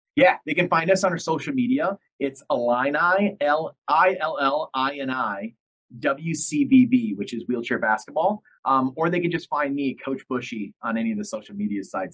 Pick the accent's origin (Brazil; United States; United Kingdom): United States; about an hour north of Detroit, Michigan; I grew up in Detroit, about an hour north of Detroit, and so I was a big Detroit fan